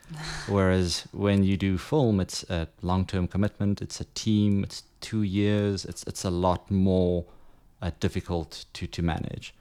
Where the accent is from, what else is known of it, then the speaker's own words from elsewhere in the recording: Johannesburg, Gauteng, South Africa; moved away as an adult; now in Ibiza, Spain; I'm originally from Johannesburg. Uh, left there 2010